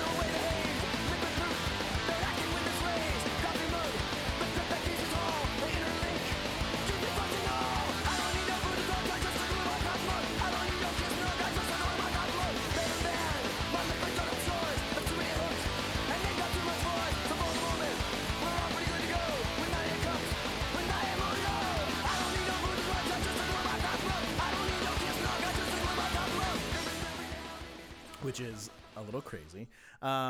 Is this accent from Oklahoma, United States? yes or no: no; Redondo Beach, California, United States; I'm from Redondo Beach, which is part of a string of towns in Southern California called the South Bay